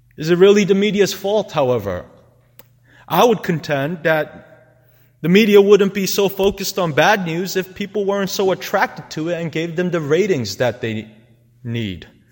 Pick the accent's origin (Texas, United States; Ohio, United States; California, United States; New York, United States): New York, United States; New York City; Growing up in New York City, I knew for a fact that the most sin ridden neighborhoods were also the places where love died quickly